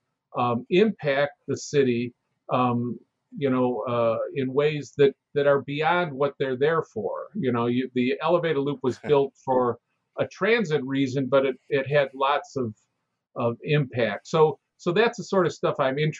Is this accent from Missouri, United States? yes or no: no; Chicago, Illinois, United States; I'm born and raised in Chicago.